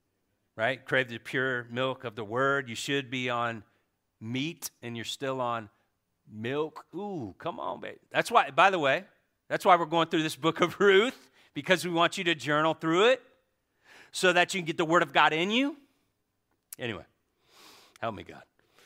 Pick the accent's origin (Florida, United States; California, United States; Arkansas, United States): Florida, United States; I'm from Florida, but I like Golden State. Yeah, like Cody, right? So anyway, I was born in the bottom.